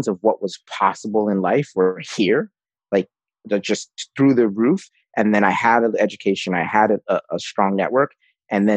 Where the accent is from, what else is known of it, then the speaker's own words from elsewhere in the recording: New York City, New York, United States; I grew up with in the Bronx